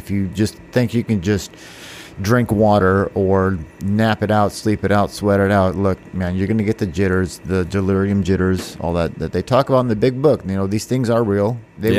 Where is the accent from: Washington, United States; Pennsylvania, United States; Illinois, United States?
Washington, United States; also born or lived in North Carolina / Texas / California; I'm originally, I was born in North Carolina. My dad was in the Air Force. I lived in Texas, California, and most of my life in Washington State.